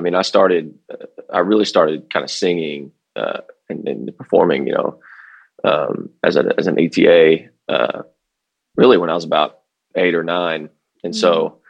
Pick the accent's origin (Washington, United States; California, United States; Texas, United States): Texas, United States; Fort Worth; I grew up on the Fort Worth side of things, and we have the Stockyards.